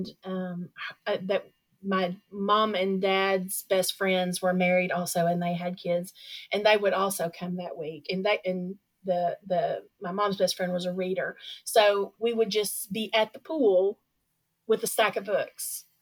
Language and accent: English; Little Rock, Arkansas, United States; Little Rock is kind of is my hometown. I grew up here